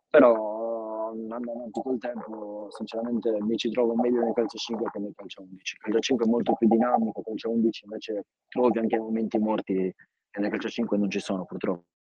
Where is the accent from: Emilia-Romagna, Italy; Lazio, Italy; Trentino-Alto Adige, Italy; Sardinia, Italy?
Sardinia, Italy; Villasor; Quindi da subito ho iniziato fin da 4 anni e mezzo a giocare a calcio 11 nel mio paese, Villasor.